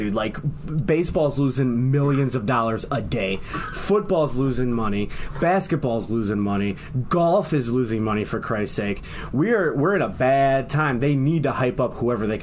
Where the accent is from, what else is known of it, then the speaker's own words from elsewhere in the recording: Firelands High School, Ohio, United States; I'm from Firelands High School.